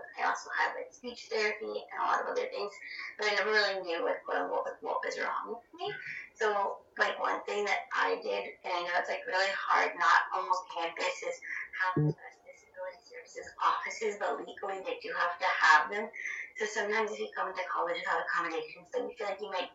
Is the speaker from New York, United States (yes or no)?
yes; New York, United States; I'm a New Yorker